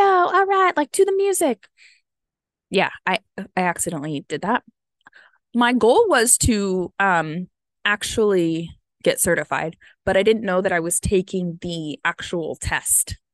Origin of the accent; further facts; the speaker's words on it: United States; I am American